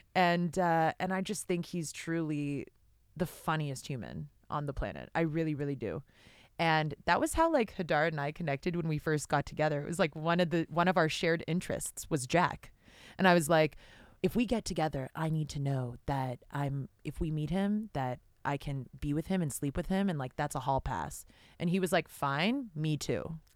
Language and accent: English; Canada; I'm Canadian.